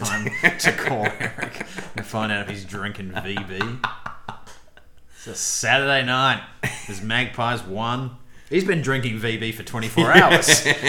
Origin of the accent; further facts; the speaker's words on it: New Zealand; moved away; I'm a New Zealander.